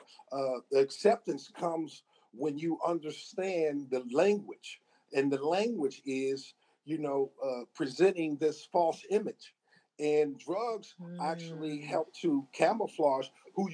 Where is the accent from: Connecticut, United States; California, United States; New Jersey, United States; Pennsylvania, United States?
Pennsylvania, United States; Pittsburgh; growing up in Pittsburgh